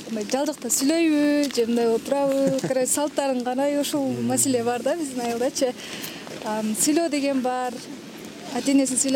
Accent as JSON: {"language": "Kyrgyz", "town": "Kyrgyz-Ata", "region": "Osh Region", "country": "Kyrgyzstan", "said": "айылыбыз негизи төрт беш айылдан турат мисалы участкаларга бөлүнөт да ак булак кыргыз ата кыргыз ата негизи бөлүнүп кетет ак булак борко көтөрмө сталин депчи"}